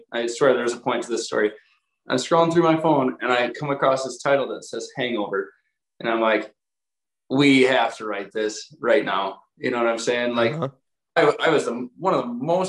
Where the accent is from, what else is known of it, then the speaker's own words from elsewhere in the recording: Wisconsin, United States; we're from Wisconsin